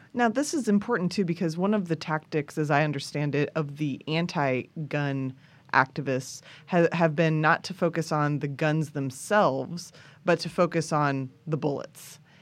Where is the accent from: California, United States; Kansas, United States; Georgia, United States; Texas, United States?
Kansas, United States; I grew up with guns in Kansas